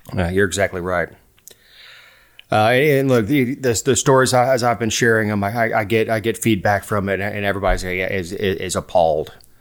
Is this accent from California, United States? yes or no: no; Florida, United States; I'm from Florida